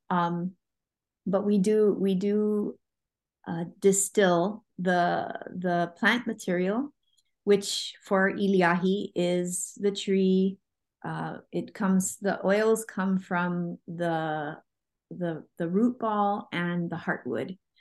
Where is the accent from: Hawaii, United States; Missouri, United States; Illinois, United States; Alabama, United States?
Hawaii, United States; Oahu; I am from Hawaii. Um, I grew up on Oahu